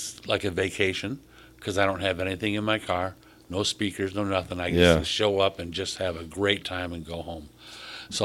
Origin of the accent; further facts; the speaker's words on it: Jackson, Michigan, United States; it's my hometown.